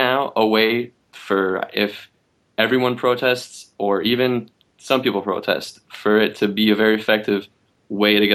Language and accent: English; Montreal, Quebec, Canada; I grew up in Canada